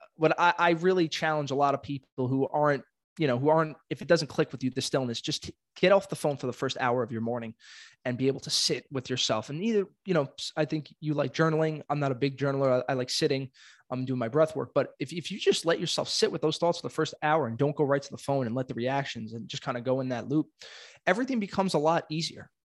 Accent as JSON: {"language": "English", "town": "New York City", "region": "New York", "country": "United States", "tie": "born or raised there", "said": "I am born and raised in Brooklyn, not leaving anytime soon"}